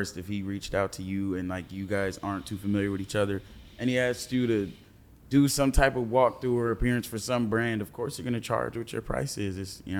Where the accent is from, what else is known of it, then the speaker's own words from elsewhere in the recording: California, United States; I'm from California.